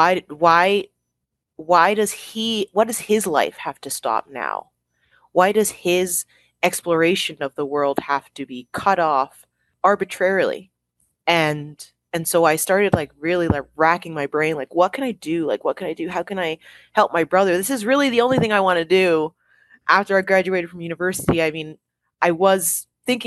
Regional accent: Toronto, Ontario, Canada; the walls of our apartment where we grew up in Toronto, Canada

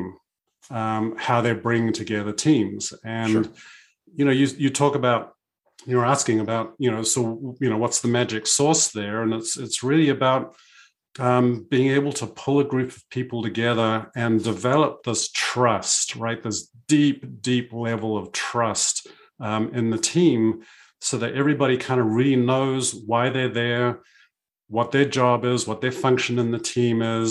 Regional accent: New Zealand; I grew up in New Zealand, sailing with my parents and my family.

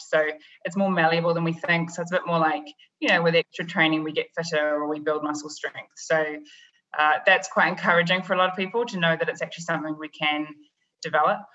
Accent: New Zealand; moved away as an adult; also born or lived in London; now in New York, United States; I'm originally from New Zealand

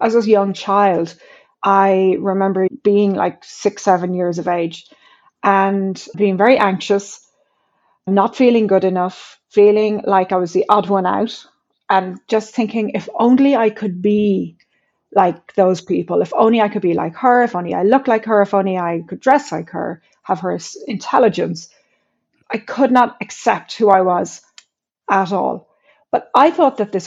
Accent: Ireland; growing up in Ireland, I was born in the mid-70s

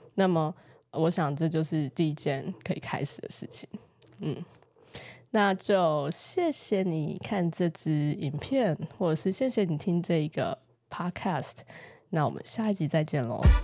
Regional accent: Taiwan; 我认同我是一个台湾人

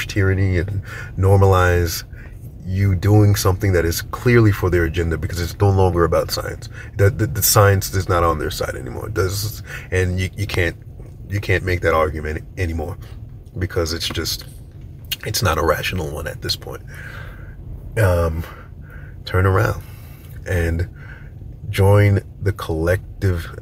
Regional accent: New York, United States; I'm from New York

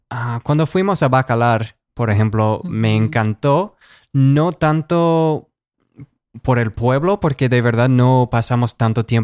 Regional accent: United States; Bueno, como un gringo no quiero sonar que estoy quejándome sobre un programa de México

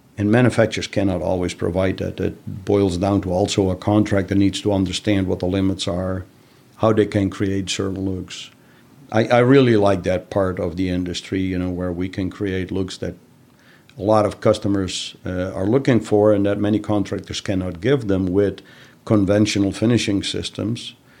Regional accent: Netherlands; moved away; I'm originally from the Netherlands.

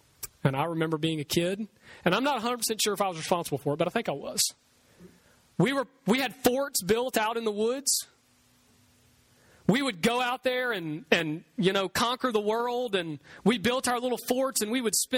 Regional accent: Bayou Oaks, United States; I grew up here in Bayou Oaks around the corner.

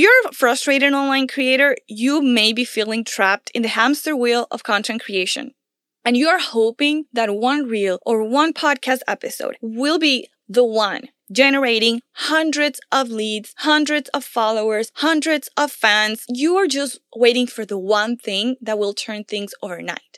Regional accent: Venezuela; I come from Venezuela

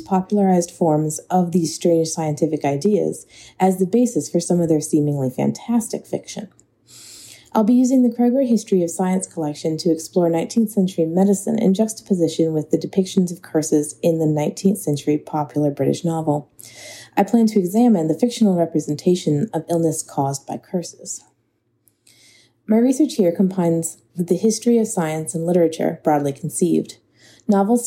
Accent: New Orleans, Louisiana, United States; moved away; I grew up in New Orleans, Louisiana, attending public schools

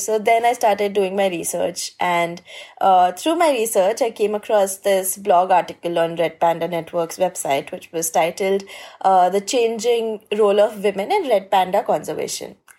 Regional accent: India; I'm from India and I'm a conservation filmmaker

